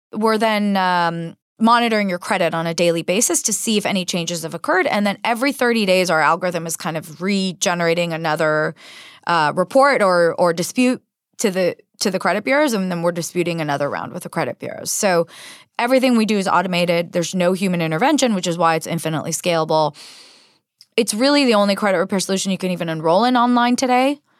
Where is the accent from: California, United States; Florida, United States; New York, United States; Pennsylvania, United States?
California, United States; San Diego; moved away as an adult; also born or lived in Israel / San Jose; I was actually born in Israel, but I grew up in San Diego and lived there my entire formative years from age four to eighteen